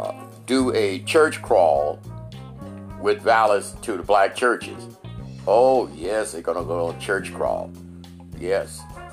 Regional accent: Chicago, Illinois, United States; I grew up celebrating St. Patrick's Day here in Chicago.

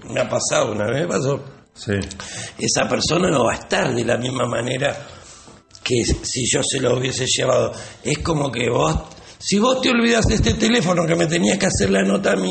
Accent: Mar del Plata, Buenos Aires Province, Argentina; Sí, en el barrio de las Avenidas.

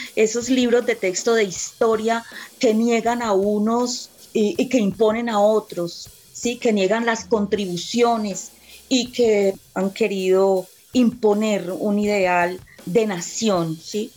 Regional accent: Colombia

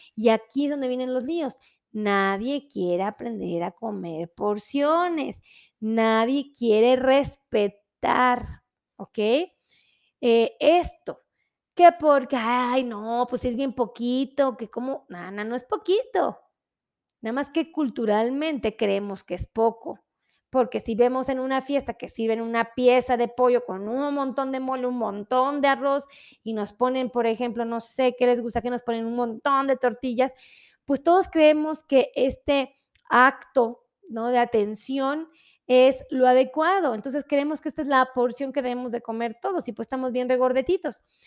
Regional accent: Mexico

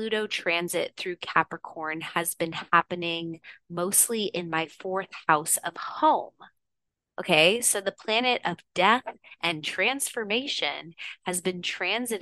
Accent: Houston, Texas, United States; moved away; also born or lived in San Francisco; I'm from Houston, Texas originally.

